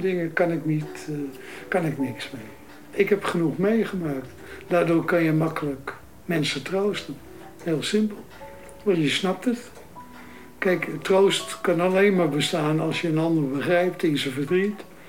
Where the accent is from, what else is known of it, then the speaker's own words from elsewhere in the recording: Amsterdam, North Holland, Netherlands; Ik ben in de Oostadestraat geboren. En daarna zijn we verhuisd naar de Lutmaastraat, Dus op nummer 90